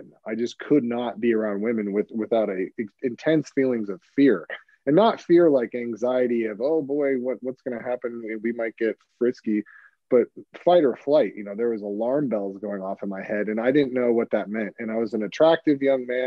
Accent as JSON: {"language": "English", "town": "Hermosa Beach", "region": "California", "country": "United States", "tie": "born or raised there", "said": "I grew up in Hermosa Beach, California"}